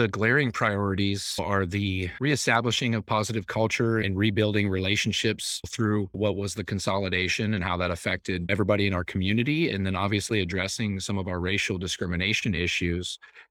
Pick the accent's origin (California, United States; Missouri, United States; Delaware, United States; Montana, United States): California, United States; also born or lived in West Virginia; I grew up in Marin and Sonoma County and dealt with a lot of family adversity. And I went to 11 schools in 12 years, including three different high schools. So it was a shock coming from California, just the cultural differences.